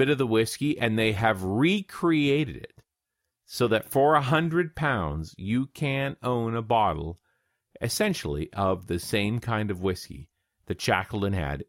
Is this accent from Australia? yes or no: no; Canada; I, as a Canadian